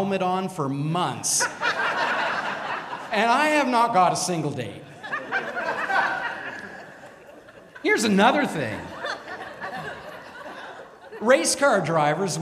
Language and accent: English; Toronto, Ontario, Canada; also born or lived in Montreal, Canada; when I was very young, my parents moved us to Toronto.